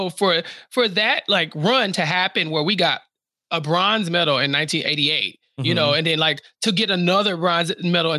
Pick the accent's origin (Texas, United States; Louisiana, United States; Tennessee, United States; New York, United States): Texas, United States; Houston; I'm from Houston